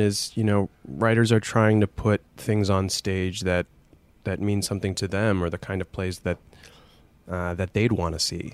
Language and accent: English; Scranton, Pennsylvania, United States; I was growing up in Scranton